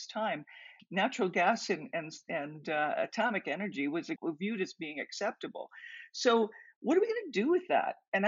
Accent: Tillsonburg, Ontario, Canada; now in Alberta, Canada; place where I grew up near Tillsonburg, Ontario, tobacco was everything

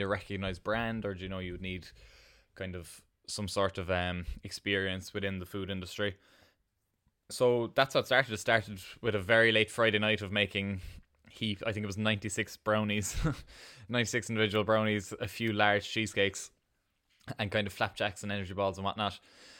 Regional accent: Ballydesmond, Munster, Ireland; I'm 24 and I'm from Ballydesmond in Cork, kind of on the Cork-Kerry border there.

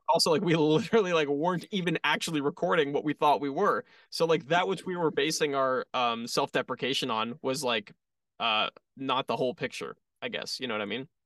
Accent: Toronto, Ontario, Canada; we're from Toronto

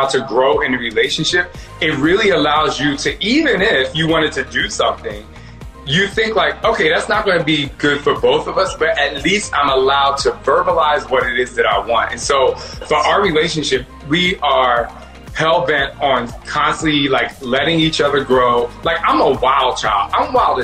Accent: New Jersey, United States; growing up in Jersey

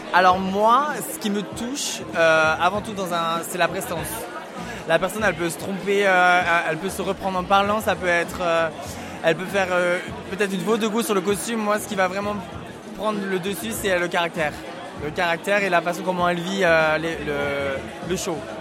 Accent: south of France, France; moved away as an adult; now in Hamburg, Germany; Je suis originaire du sud de la France

